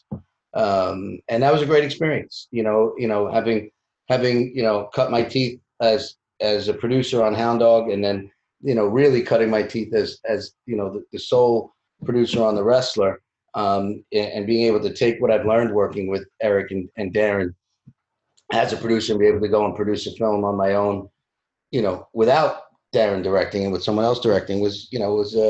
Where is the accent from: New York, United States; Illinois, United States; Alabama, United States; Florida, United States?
New York, United States; Bellmore; growing up in Belmore, Long Island